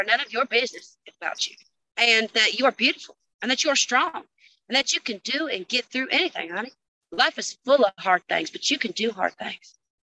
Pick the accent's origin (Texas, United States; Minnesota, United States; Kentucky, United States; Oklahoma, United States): Kentucky, United States; Some of my favorite and most favorite memories, honey, is growing up in the Kentucky.